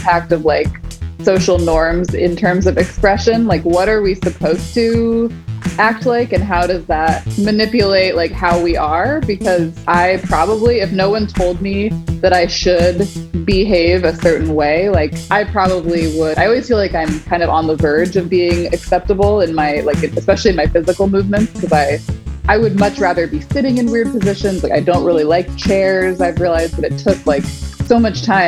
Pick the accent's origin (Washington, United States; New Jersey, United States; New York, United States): Washington, United States; the Northwest, outside of Seattle and Olympia; mostly like outside of Seattle and Olympia